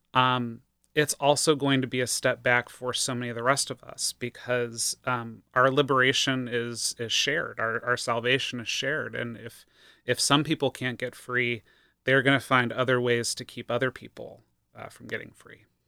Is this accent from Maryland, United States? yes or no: no; Ohio, United States; moved away; I hail from Ohio and spent about twenty years advocating there